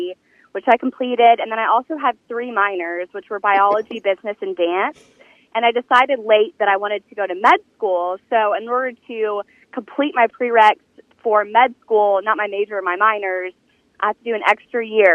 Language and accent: English; Frisco, Texas, United States; moved away as an adult; now in North Mississippi, United States; I am originally from Dallas, Texas, specifically Frisco, Texas